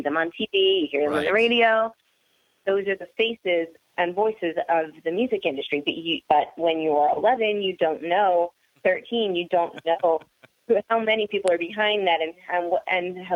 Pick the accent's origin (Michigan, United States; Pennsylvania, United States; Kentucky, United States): Pennsylvania, United States; Philadelphia; I grew up until I was 15. I lived in Northeast Philadelphia, and then we moved to a suburb about an hour north